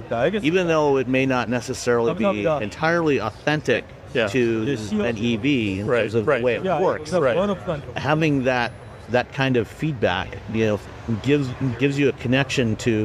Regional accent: Canada; moved away; I grew up in Canada.

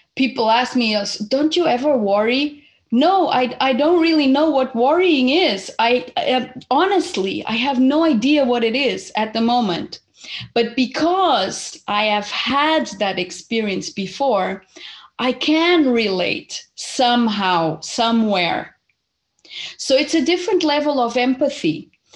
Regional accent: Portugal; also born or lived in Zimbabwe; I was born in Zimbabwe almost 49 years ago. And I happened to come to Portugal when I was eight because my family was originally Portuguese. And so my mom just came, brought me here

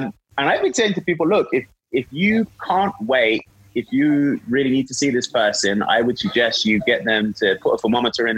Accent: London, United Kingdom; moved away as an adult; now in Utah, United States; I'm actually from London, but I've been here for about 5 years

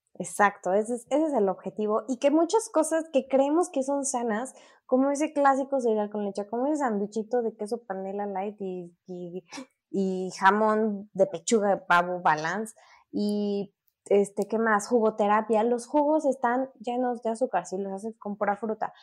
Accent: Mexico City, Mexico; soy de la Ciudad de México

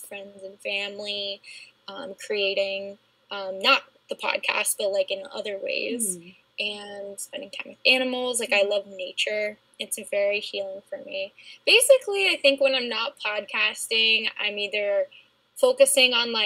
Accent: New Jersey, United States; I'm from New Jersey

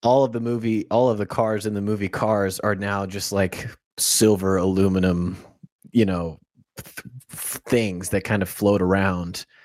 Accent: Florida, United States; I'm from Florida

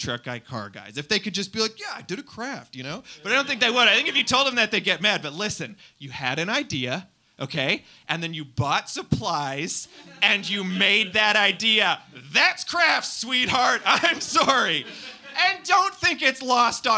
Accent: Winnipeg, Manitoba, Canada; now in Toronto, Canada; I'm from Winnipeg

